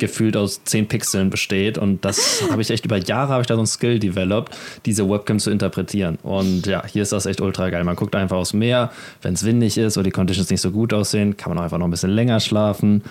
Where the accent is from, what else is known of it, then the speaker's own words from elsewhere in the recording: Germany; wir als Deutsche